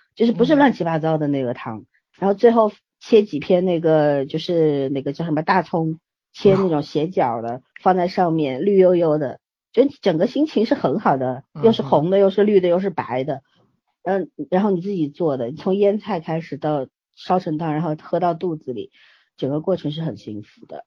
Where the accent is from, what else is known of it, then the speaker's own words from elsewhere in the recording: China; 我们中国人有文化